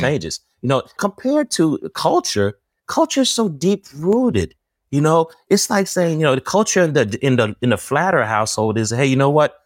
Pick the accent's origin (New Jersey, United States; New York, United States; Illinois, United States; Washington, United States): New Jersey, United States; I'm from Jersey.